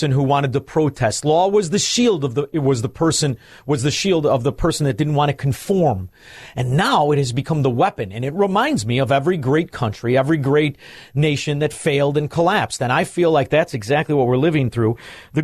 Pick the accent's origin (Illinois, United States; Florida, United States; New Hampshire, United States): Illinois, United States; Chicago; I'm from Chicago